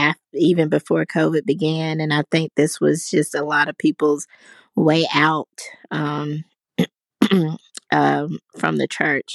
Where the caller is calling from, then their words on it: Pinson, Alabama, United States; I'm calling from Pinson, Alabama.